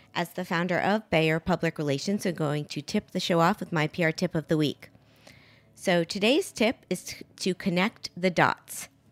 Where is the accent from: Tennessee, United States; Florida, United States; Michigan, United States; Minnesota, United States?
Florida, United States; Miami; my hometown of Miami